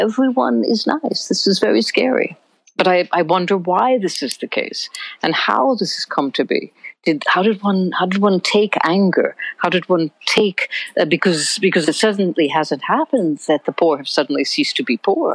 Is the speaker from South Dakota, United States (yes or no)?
no; New York, United States; I'm speaking as a New Yorker now